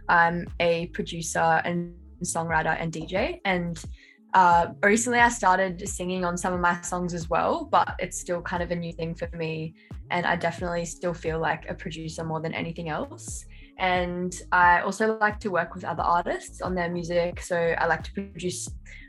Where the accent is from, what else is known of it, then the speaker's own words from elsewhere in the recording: Central Coast, New South Wales, Australia; moved away as an adult; now in Sydney, Australia; I'm from the Central Coast, which is like a little bit out of Sydney, like more regional, but I've lived in Sydney for the last year and a bit